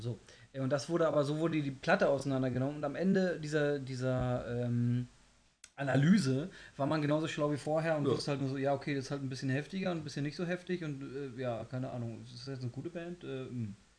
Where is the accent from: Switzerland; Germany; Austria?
Germany; Ich, ich, bin Deutscher